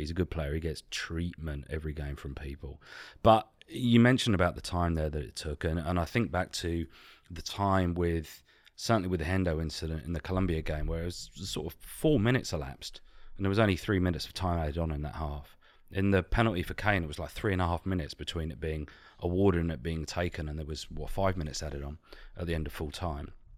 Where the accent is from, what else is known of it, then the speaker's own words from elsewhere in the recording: England, United Kingdom; we're English